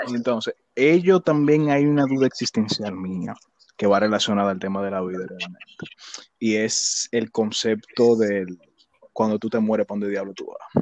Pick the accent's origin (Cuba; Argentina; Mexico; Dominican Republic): Dominican Republic; Villa Faro, Distrito Nacional; me crié en Villafaro